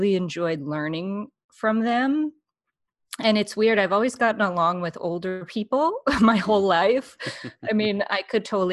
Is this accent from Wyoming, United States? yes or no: yes; Laramie, Wyoming, United States; I'm from Laramie, Wyoming. It's a small town.